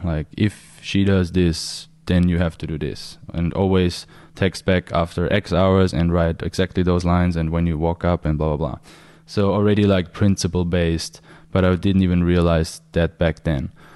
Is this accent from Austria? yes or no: yes; Austria; I'm from Austria